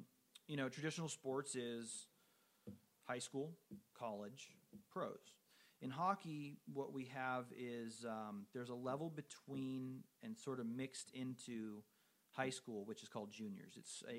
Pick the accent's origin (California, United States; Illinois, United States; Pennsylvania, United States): California, United States; I got homesick, you know, I'm from Southern California, Boston's fucking cold.